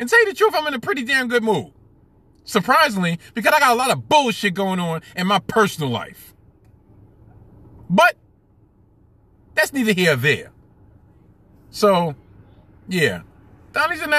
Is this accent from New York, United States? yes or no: yes; New York City, New York, United States; I was born and bred, born and raised in Brooklyn